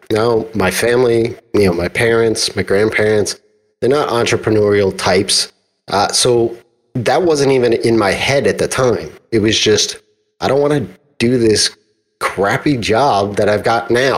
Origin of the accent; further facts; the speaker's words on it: New York, United States; I'm from New York